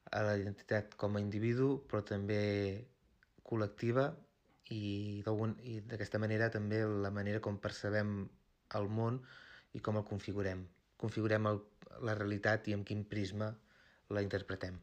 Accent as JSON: {"language": "Catalan", "area": "Osona", "region": "Catalonia", "country": "Spain", "said": "Jo sóc d'Osona, sóc d'un petit poble, a prop de la, de la Garrotxa"}